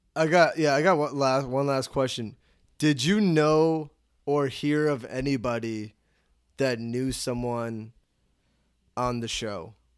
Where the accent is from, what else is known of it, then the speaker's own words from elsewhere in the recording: Chicago, Illinois, United States; I'm from Chicago